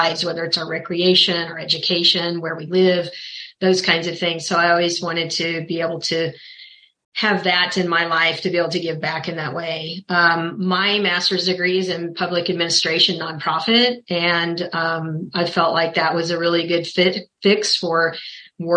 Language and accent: English; Kansas City, Missouri, United States; I was born and raised in Kansas City, Missouri, where I'm located now